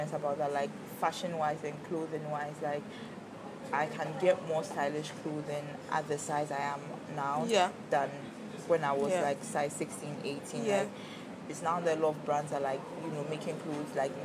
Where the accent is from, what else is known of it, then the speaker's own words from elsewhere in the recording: Ghana; being a Ghanaian